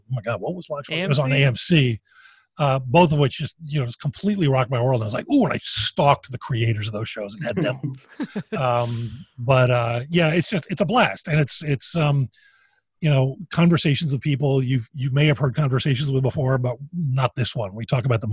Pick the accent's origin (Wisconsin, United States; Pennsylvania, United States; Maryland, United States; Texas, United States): Pennsylvania, United States; Philadelphia; I'm from Philadelphia